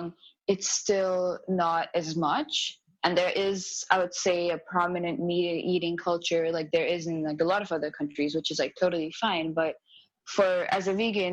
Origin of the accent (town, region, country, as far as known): India; born or raised there; English is a second language; moved away